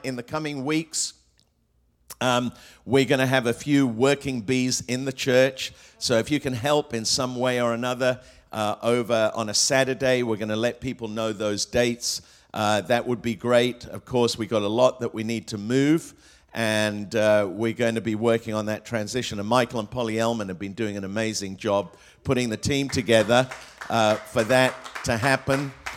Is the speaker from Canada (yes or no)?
no; England, United Kingdom; also born or lived in Australia / Hong Kong; now in United States; I grew up in England